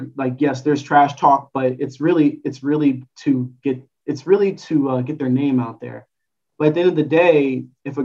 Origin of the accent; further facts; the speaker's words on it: Los Angeles, California, United States; also born or lived in St. Louis; I grew up in Los Angeles